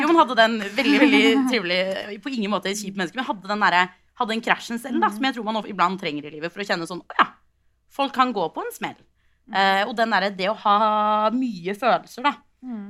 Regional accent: Oslo, Norway; jeg kom fra Oslo. Jeg gikk på en videregående skole i Oslo som heter Foss

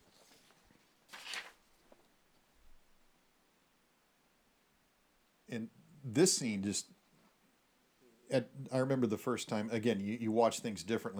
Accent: Texas, United States; I know that we are from Texas, and we have firearms, and we're more familiar with firearms. We come from a culture of firearms

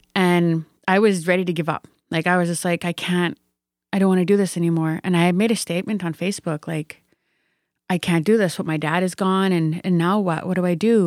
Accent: Sturgeon Lake First Nation, Saskatchewan, Canada; I come from Sturgeon Lake First Nation

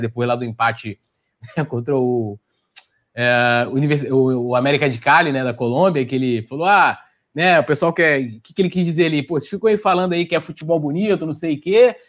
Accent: São Gonçalo, Rio de Janeiro, Brazil; pertinho lá de São Gonça, que é minha terra também

